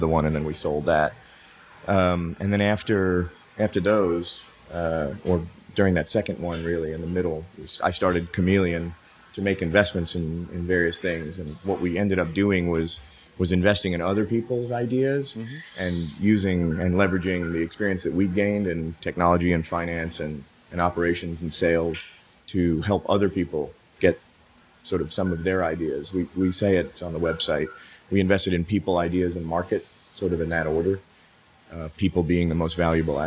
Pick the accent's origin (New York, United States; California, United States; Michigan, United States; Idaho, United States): New York, United States; New York City; moved away as an adult; also born or lived in Europe / Asia; now in Austin, United States; I moved from New York City, where I was born and raised